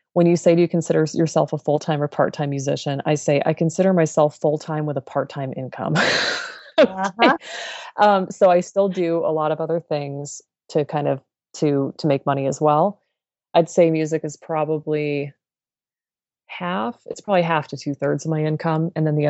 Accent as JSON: {"language": "English", "region": "Colorado", "country": "United States", "tie": "born or raised there", "said": "I grew up in the Colorado mountains, and I love the outdoors, flowers, and long walks."}